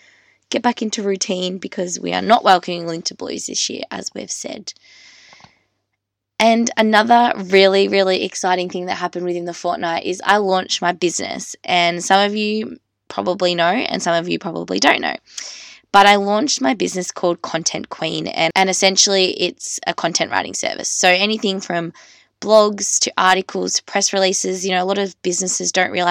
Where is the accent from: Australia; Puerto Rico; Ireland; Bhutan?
Australia; I'm just an Australian girl